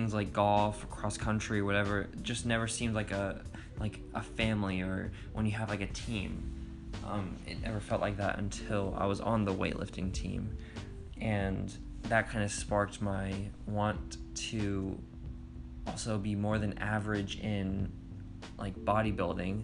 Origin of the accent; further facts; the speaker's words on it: Inverness, Florida, United States; growing up in Inverness, Florida, always drawing, wanting to be an artist